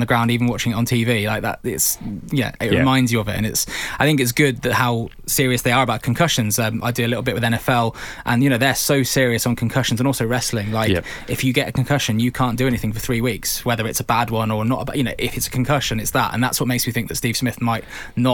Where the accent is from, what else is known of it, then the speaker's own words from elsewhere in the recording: United Kingdom; as a Brit